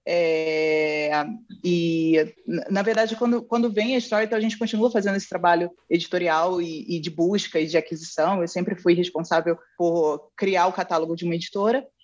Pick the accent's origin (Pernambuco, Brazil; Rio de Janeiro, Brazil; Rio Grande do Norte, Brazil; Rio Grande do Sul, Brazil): Rio de Janeiro, Brazil; eu nasci no Rio de Janeiro